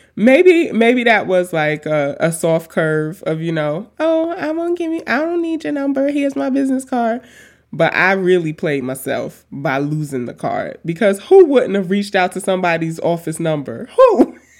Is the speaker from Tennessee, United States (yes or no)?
no; New York City, New York, United States; also born or lived in Washington / Tacoma; now in Philadelphia, United States; I grew up in Queens.